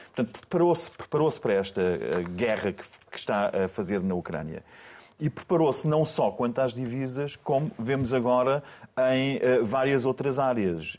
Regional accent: Portugal

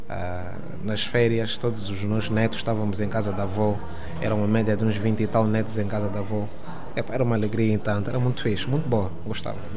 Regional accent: Luanda, Luanda Province, Angola; moved away as an adult; vivi, nasci, cresci em Luanda até 2014.

